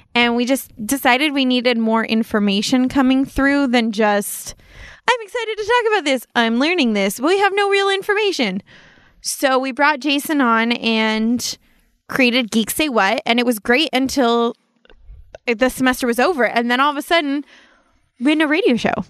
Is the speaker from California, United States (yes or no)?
yes; Apple Valley, California, United States; I grew up in Apple Valley